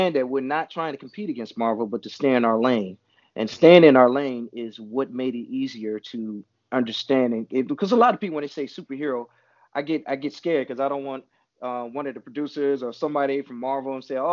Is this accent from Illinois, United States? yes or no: yes; Chicago, Illinois, United States; also born or lived in Atlanta; now in Los Angeles, United States; I'm from Chicago. I was staying in Atlanta at the time. And then came here